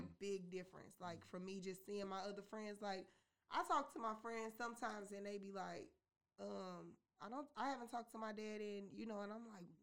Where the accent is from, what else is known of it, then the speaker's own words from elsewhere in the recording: St. Louis, Missouri, United States; growing up in St. Louis, I had a pretty good life